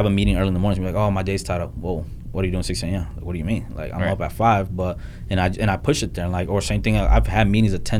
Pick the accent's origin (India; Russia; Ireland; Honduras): Honduras; moved away; I come from a third world country. I was born in Honduras